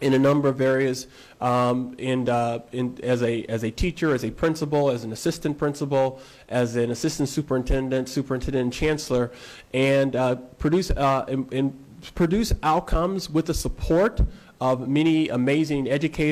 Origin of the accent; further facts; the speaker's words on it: Lincoln, Nebraska, United States; moved away; also born or lived in Wichita, Kansas; I grew up in Lincoln.